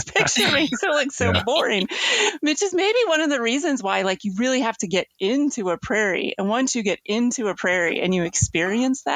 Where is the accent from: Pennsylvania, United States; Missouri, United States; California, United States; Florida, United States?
Missouri, United States; moved away as an adult; also born or lived in Nebraska; I grew up in Missouri